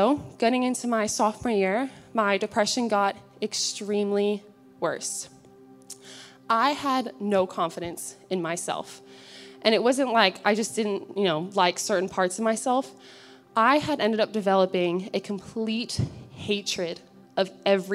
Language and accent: English; Alpharetta, Georgia, United States; I grew up in Alpharetta, Georgia, with my three siblings and both of my parents.